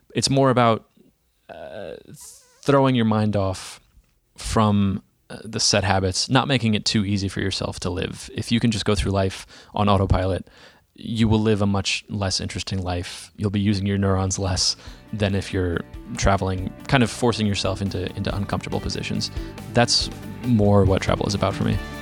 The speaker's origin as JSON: {"language": "English", "town": "Dallas", "region": "Texas", "country": "United States", "tie": "born or raised there", "said": "I'm from Dallas, Texas"}